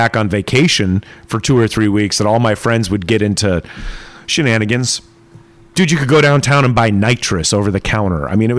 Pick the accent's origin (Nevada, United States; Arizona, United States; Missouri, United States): Arizona, United States; Tucson; moved away; I was growing up in Tucson, Arizona. We were poor.